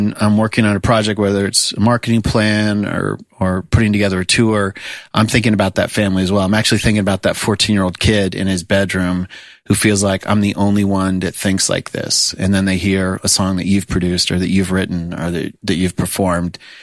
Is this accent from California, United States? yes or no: no; South Florida, United States; moved away as an adult; now in Nashville, United States; I grew up in South Florida